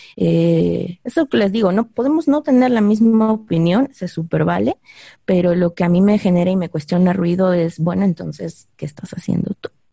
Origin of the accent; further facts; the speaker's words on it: Mexico City, Mexico; los que estamos más viejitos y crecimos en la Ciudad de México